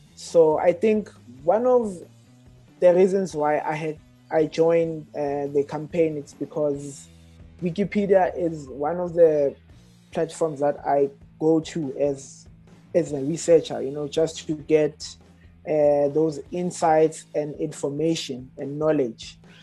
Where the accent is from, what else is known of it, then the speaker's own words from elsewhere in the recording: Johannesburg, Gauteng, South Africa; born and raised in Alexandra